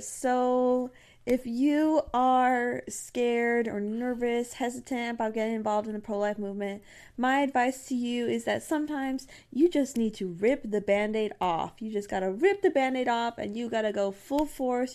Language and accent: English; Texas, United States; I'm from Texas